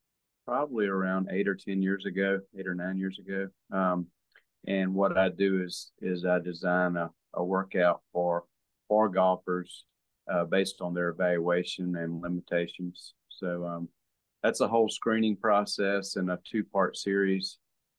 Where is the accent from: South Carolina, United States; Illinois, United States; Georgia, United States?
South Carolina, United States; Hemingway; also born or lived in Florence, South Carolina; I was born in Florence. I grew up in Hemingway, South Carolina. I hadn't left the state.